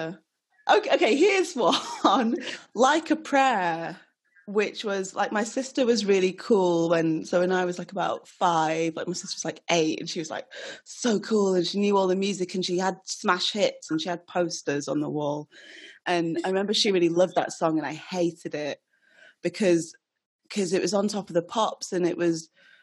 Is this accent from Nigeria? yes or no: yes; Nigeria; I'm Nigerian